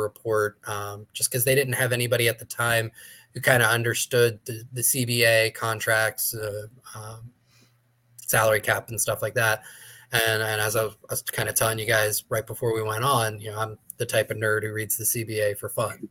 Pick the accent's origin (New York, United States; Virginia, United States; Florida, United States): Florida, United States; Tampa; I grew up in Tampa Bay